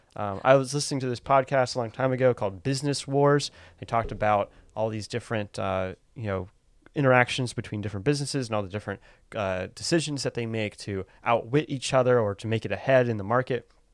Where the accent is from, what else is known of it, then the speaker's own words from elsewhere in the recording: United States; as an American